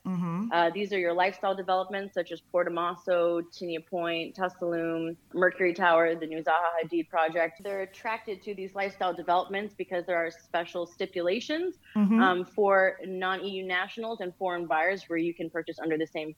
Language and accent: English; United States; accent: American; now in Malta; I have an American accent, not the most beautiful, but for British English. But I grew up in the States